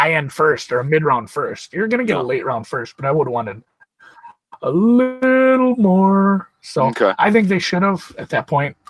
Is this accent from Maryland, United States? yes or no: yes; Raljon, Maryland, United States; What's the name of the stupid? I shouldn't say stupid town. I grew up